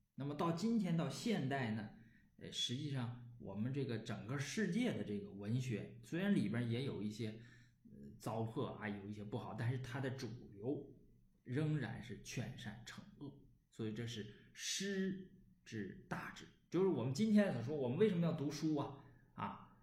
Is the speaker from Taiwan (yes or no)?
no; Northeast China, China; accent: Northeastern dialect; 用我们东北话说